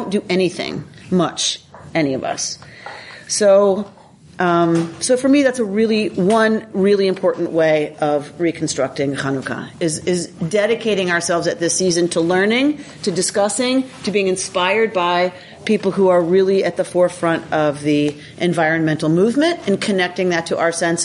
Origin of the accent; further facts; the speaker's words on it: United States; also born or lived in Duluth, Minnesota; as American Jews